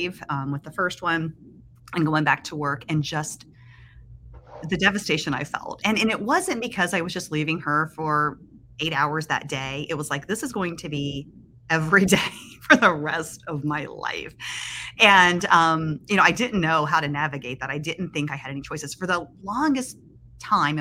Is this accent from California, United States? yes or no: no; Springfield, Ohio, United States; I am from Springfield, Ohio